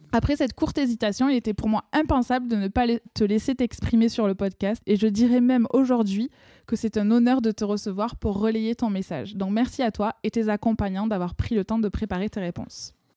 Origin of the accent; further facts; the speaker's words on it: France; accent: accent chantant (sing-song, typically southern French); mon accent chantant